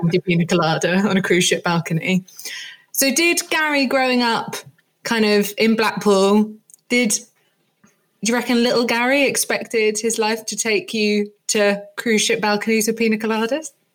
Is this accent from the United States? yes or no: no; Jersey; moved away; I grew up in Jersey